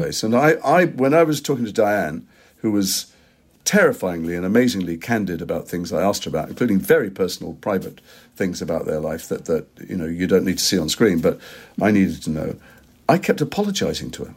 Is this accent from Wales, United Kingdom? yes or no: no; Liverpool, North West England, United Kingdom; I'm from Liverpool